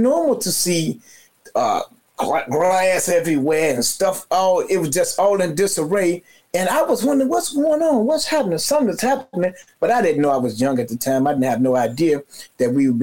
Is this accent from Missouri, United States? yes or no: no; Chicago, Illinois, United States; I was born and raised in Cabrini